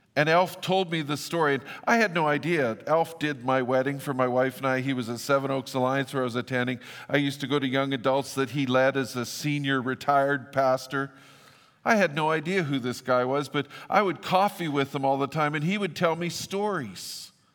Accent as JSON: {"language": "English", "town": "Fort St. John", "region": "British Columbia", "country": "Canada", "tie": "born or raised there", "said": "where I grew up in Fort Saint John, I grew up at the airport"}